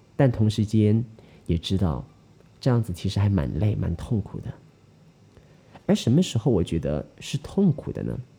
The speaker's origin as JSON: {"language": "Chinese", "country": "Malaysia", "said": "我们马来西亚人"}